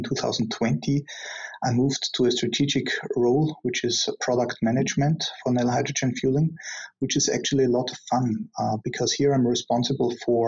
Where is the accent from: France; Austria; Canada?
Austria; moved away; I'm originally from Austria